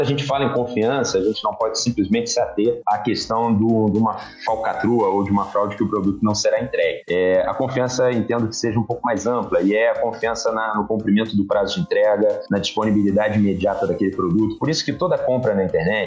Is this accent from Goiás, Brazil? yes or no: no; Rio de Janeiro, Brazil; Sou carioca da gema, adoro a minha cidade, sou apaixonado por onde eu vivo